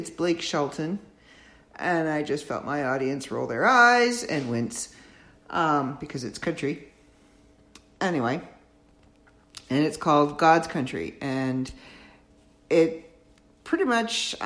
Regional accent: Canada; I am a Canadian living in my own comfortable, on this side of the border, Canadian world

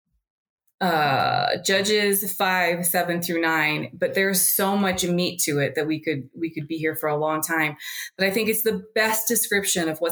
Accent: United States; moved away; being an American

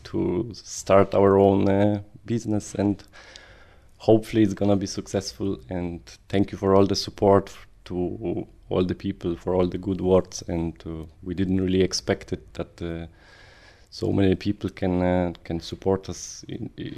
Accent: Poland; English is a second language; moved away as an adult; now in Ireland; I'm from Poland. I came into Ireland in December

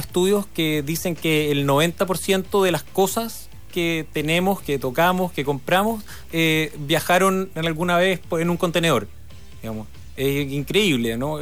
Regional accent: Chile; moved away; also born or lived in Hong Kong; Acá todos somos chilenos

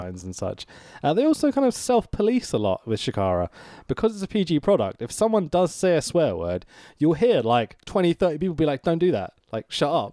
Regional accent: United Kingdom; as a Brit here

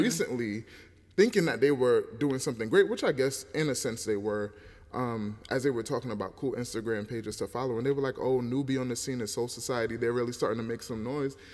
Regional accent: United States; us born in America

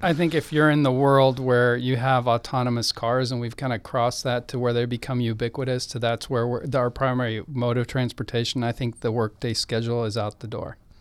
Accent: Austin, Texas, United States; I grew up in Austin

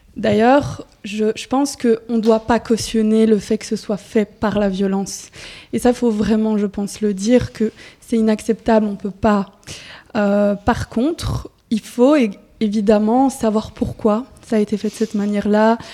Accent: Charleroi, Wallonia, Belgium; moi je viens de Charleroi

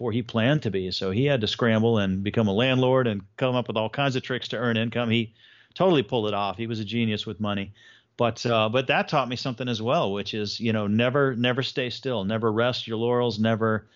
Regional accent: Houston, Texas, United States; also born or lived in Miami, Florida; Mostly in Houston, although part of my early childhood, we actually lived in Miami, Florida

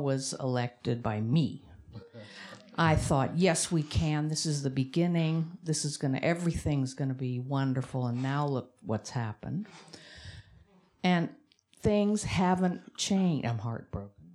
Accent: San Francisco, California, United States; moved away as an adult; now in Australia; I'm from San Francisco. I've been here forever since 1984

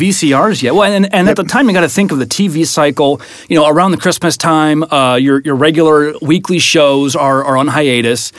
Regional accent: Iowa, United States; now in St. Louis, United States; what I grew up with in Iowa

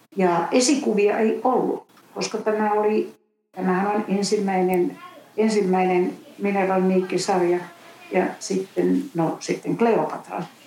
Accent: Finland; moved away as an adult; also born or lived in United States; olen tullut takaisin sitten myöhemmin Suomeen.

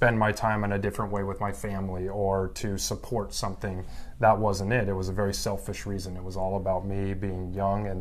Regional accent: Evergreen, Colorado, United States; moved away as an adult; also born or lived in Southern California / Denver, Colorado; now in Tacoma, United States; I grew up in a mountain town west of Denver, Evergreen, Colorado

